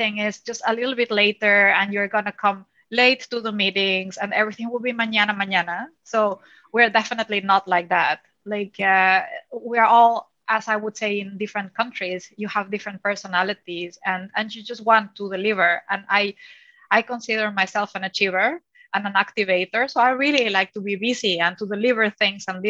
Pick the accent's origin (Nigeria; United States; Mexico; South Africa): Mexico; moved away as an adult; now in Netherlands; born and raised in Mexico, I'm an only child.